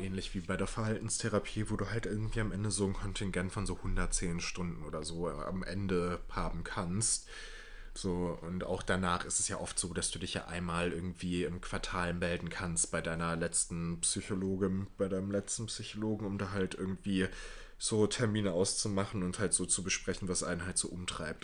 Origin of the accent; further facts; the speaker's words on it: Waltrop, North Rhine-Westphalia, Germany; meiner Heimatstadt, Waltromp